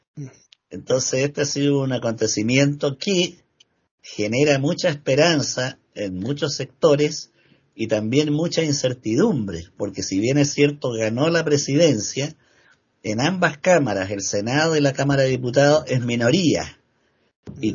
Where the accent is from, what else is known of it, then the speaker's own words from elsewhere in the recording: Chile; acá en mi país, que por supuesto es el que mejor conozco. Acá en Chile